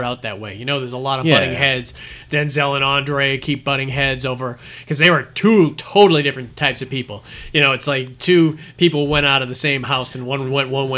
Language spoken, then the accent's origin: English; Massachusetts, United States; Massachusetts, from my home state